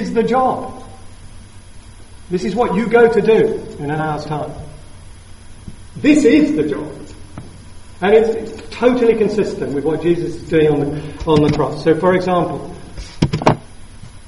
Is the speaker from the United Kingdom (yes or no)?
yes; South of England, United Kingdom; being Southern English people